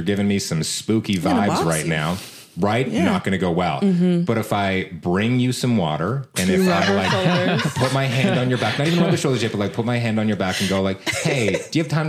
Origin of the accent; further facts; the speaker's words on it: Canada; they heard we're from Canada.